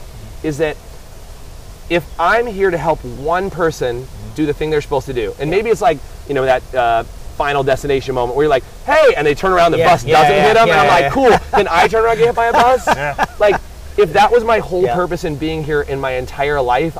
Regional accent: California, United States; accent: American English; I always tell people I have the, like, American English, or the movie English. Because I'm from California, right? So I guess the movie English.

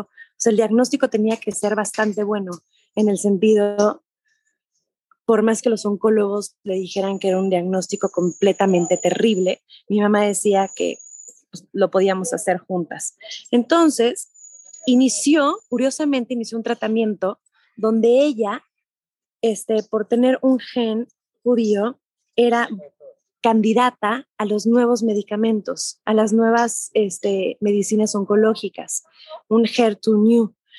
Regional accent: Mexico; soy mexicana

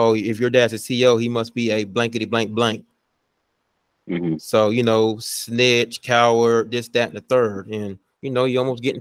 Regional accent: Vidalia, Georgia, United States; I'm from Vidalta, Georgia

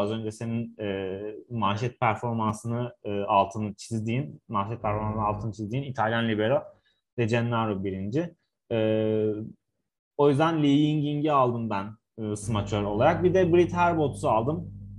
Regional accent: Ankara, Turkey; Bir Ankaralı olarak

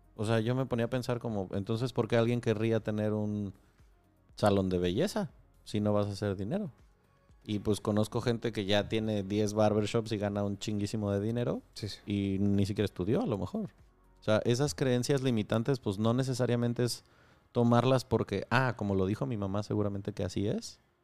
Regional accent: Michoacán, Mexico; yo crecí en Michoacán

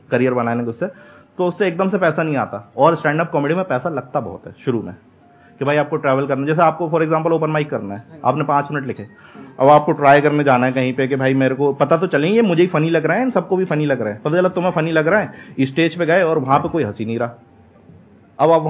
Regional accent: Bhopal, Madhya Pradesh, India; मैं भोपाल से हूँ तो मैं खराब कर रहा हूँ

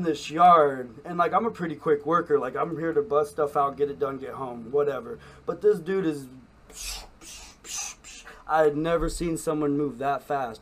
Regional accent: Council Bluffs, Iowa, United States; Council Bluffs, Iowa. You know, it was right across the bridge, and lived throughout the whole city.

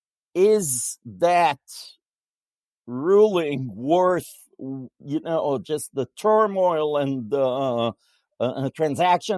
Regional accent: Israel; moved away; I come from Israel

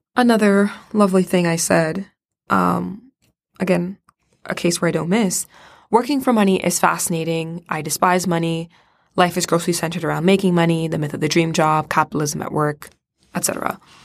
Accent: Florida, United States; I'm from Florida.

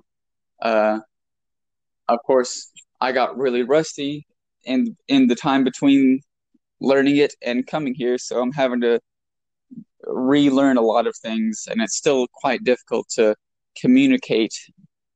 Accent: United States; moved away as an adult; now in Japan; very, very American

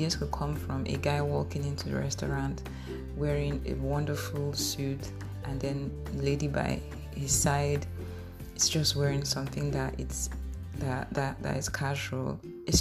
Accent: Warri, Delta, Nigeria; I grew up in Bendel Estate, in Warri, Nigeria

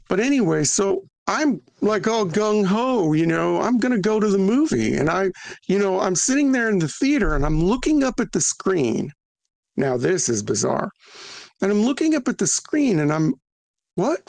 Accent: New Mexico, United States; I grew up in New Mexico, which is kind of an extension of Latin America, right?

